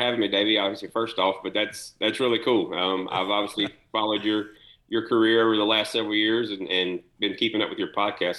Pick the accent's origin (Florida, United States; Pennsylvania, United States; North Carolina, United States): North Carolina, United States; Kannapolis; him and I grew up together in Kannapolis, went to school together.